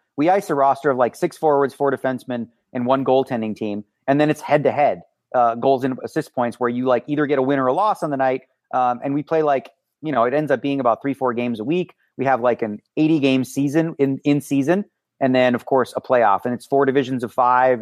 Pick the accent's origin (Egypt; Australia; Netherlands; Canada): Canada; Toronto, Ontario; moved away as an adult; now in Las Vegas, United States; Well, I guess my hometown would be Toronto, but I do live in Las Vegas for the last twenty years